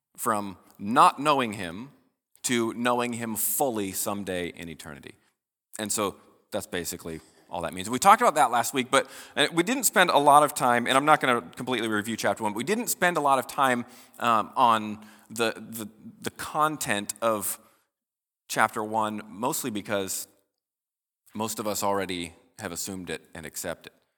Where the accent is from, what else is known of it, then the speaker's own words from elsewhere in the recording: United States; as American Christians